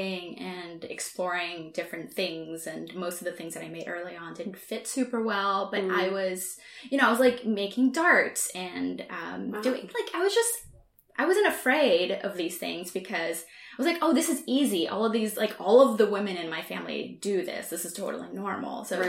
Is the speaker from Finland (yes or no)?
no; southern Brazil, Brazil; moved away; I'm from Southern Brazil.